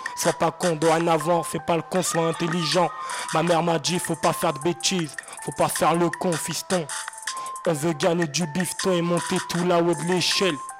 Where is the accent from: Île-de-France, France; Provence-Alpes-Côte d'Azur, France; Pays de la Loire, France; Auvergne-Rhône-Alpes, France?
Île-de-France, France; Seine-Saint-Denis; je viens du 93, j'habite à Drancy